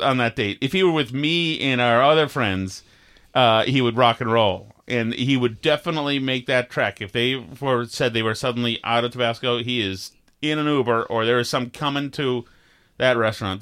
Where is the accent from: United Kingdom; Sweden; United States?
United States; Vermont; we had growing up in Vermont